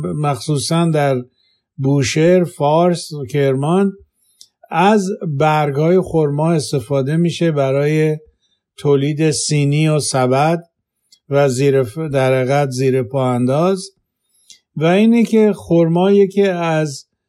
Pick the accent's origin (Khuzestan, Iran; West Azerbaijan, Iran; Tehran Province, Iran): Khuzestan, Iran; now in Walnut Creek, United States; زاده و بزرگ شده خوزستانم